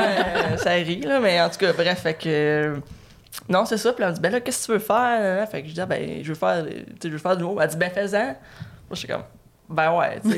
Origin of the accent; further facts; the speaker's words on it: Batiscan, Quebec, Canada; also born or lived in Trois-Rivières; j'ai j'ai grandi à Batiscan